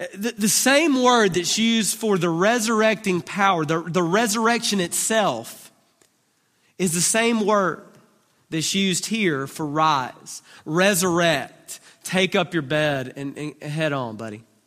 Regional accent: Duncanville, Texas, United States; I'm from Duncanville

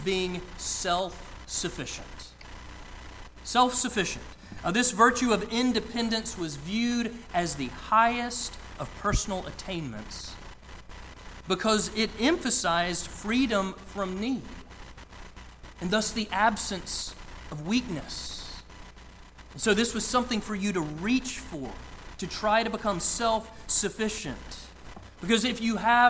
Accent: outside of Atlanta, Georgia, United States; I grew up outside of Atlanta

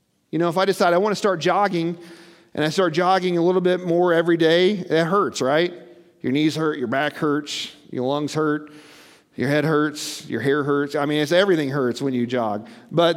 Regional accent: Missouri, United States; I'm from Missouri. They call it the show me state because we're stubborn people as a whole.

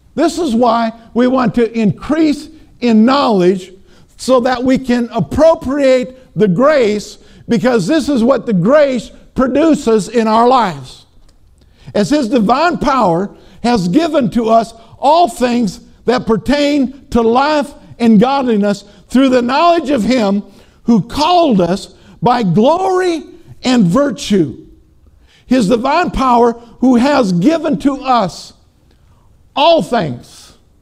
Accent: Minnesota, United States; I'm from Minnesota

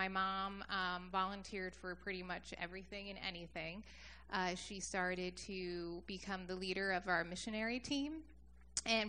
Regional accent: Beachwood, New Jersey, United States; Jersey is really where I grew up. I grew up in Ocean County, so kind of by Seaside.

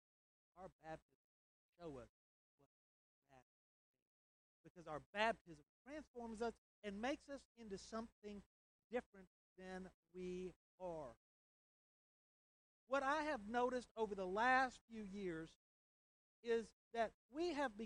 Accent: United States; our laws that we live under as American citizens

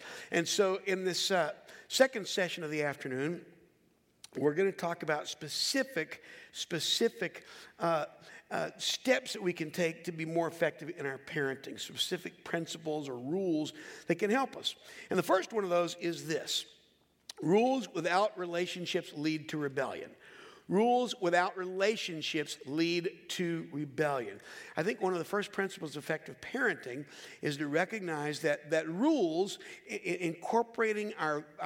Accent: Charlotte, North Carolina, United States; growing up in Charlotte, North Carolina

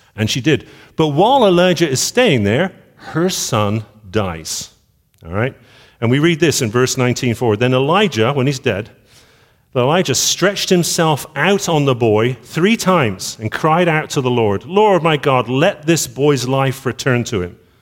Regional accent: Bristol, South West England, United Kingdom; I was born in Bristol

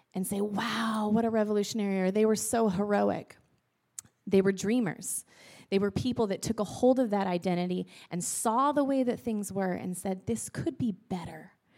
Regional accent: Northern California, United States; now in Vancouver, Washington, United States; Pete and I, we both grew up in Northern California

